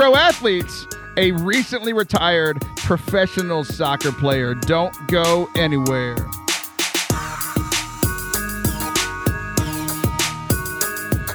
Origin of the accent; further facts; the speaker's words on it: South Texas, United States; I grew up in, like, South Texas.